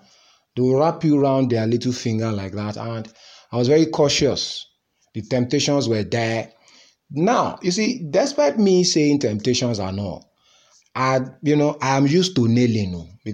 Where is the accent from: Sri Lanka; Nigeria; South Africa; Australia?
Nigeria; I'm Nigerian now, full-blooded Nigerian.